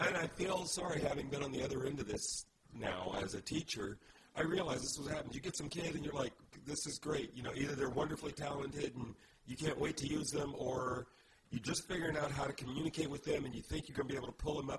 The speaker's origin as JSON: {"language": "English", "town": "Indianapolis", "region": "Indiana", "country": "United States", "tie": "born or raised there", "moved": "yes", "said": "I was born in Indianapolis."}